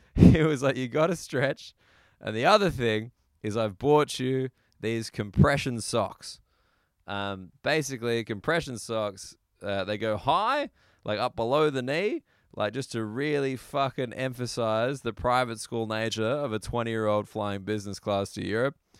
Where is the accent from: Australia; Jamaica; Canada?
Australia; as an Australian